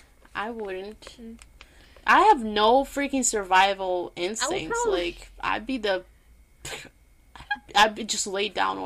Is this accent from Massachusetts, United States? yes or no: yes; Boston, Massachusetts, United States; because, you know, we're from Boston, and we need to, like, do this, okay?